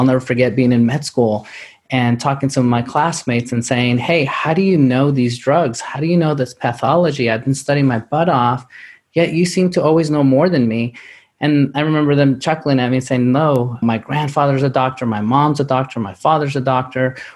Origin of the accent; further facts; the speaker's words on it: New York City, New York, United States; now in Dallas, United States; I grew up in New York City